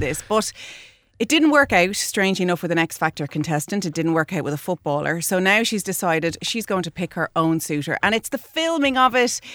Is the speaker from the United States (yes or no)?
no; Ireland